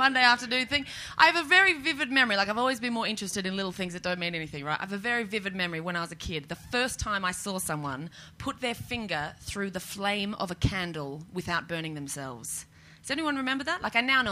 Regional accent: Australia; moved away as an adult; now in United Kingdom; I know it's not a big deal being here as an Australian

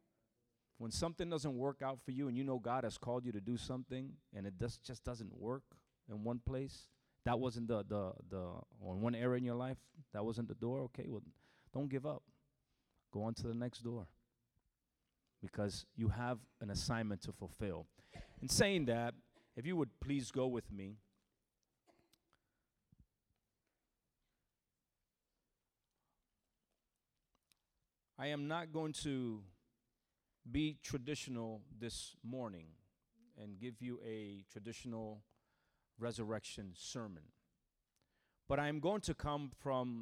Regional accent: New Jersey, United States; moved away as an adult; now in Orlando, United States; I'm originally from New Jersey, born and raised in New Jersey, from a Puerto Rican family

